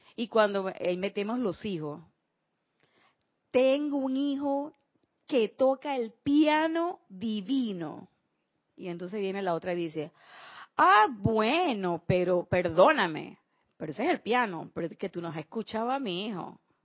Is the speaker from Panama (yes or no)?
yes; Panama; como decimos aquí en Panamá